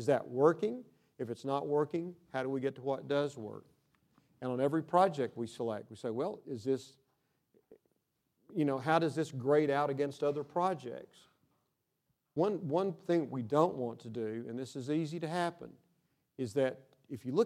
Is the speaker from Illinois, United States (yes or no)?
no; Odessa, Texas, United States; I'm from Odessa